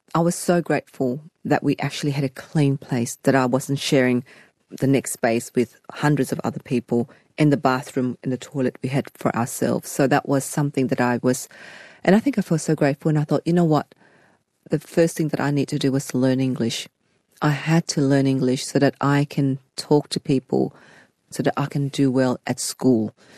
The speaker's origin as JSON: {"language": "English", "town": "Sydney", "region": "New South Wales", "country": "Australia", "tie": "born or raised there", "also_born_or_lived": "Saigon, Vietnam / Fairfield", "said": "growing up in Cabramatta"}